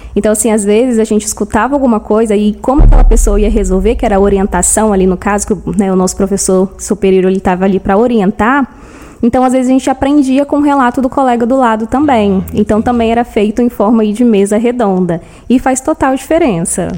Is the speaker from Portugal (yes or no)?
no; São Gabriel da Palha, Espírito Santo, Brazil; sou original de São Gabriel da Palha, né? Nasci aqui mesmo. E sempre estudei aqui também